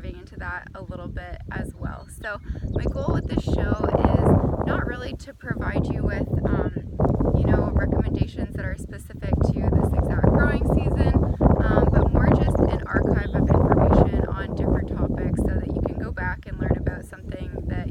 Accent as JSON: {"language": "English", "town": "Ancaster", "region": "Ontario", "country": "Canada", "tie": "born or raised there", "also_born_or_lived": "Guelph / Haldimand", "moved": "as an adult", "lives_now": "Huron County, Canada", "said": "I'm originally from Ancaster, which is close to Hamilton, so a fairly urban setting, but I did grow up on a cash crop farm there as well."}